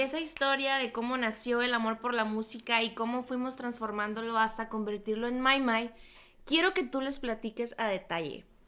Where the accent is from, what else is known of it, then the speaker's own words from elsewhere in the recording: Loreto, Baja California Sur, Mexico; now in Hermosillo, Mexico; Yo soy de Loreto, Baja California